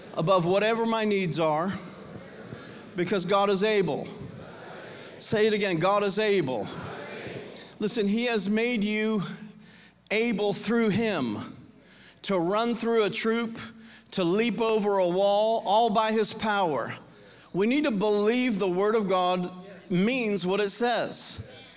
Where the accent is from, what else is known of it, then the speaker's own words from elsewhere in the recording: Homestead, Florida, United States; now in Nashville, United States; I grew up in Homestead, Florida